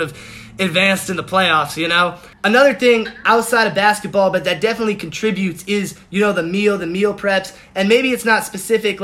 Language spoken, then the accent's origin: English; Boston, Massachusetts, United States; we're from Boston.